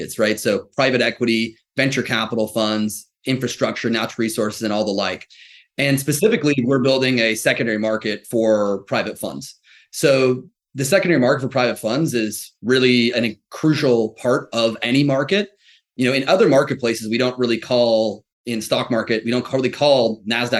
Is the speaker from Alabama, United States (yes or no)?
no; Ross, California, United States; I grew up in the San Francisco Bay Area, so heart of tech land. If you want to know the town, a little town called Ross, north of San Francisco